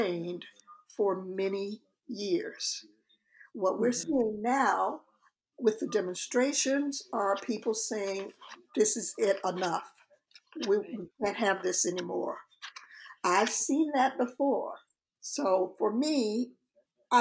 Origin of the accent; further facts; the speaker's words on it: Florida, United States; I actually grew up in Florida